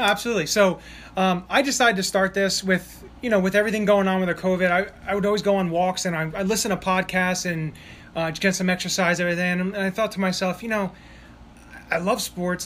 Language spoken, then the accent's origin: English; Emmaus, Pennsylvania, United States; I grew up here.